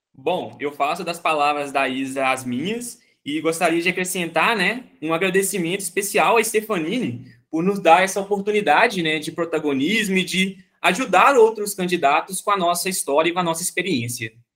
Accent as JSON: {"language": "Portuguese", "town": "Itabira", "region": "Minas Gerais", "country": "Brazil", "said": "eu sou de Itabira, Minas Gerais"}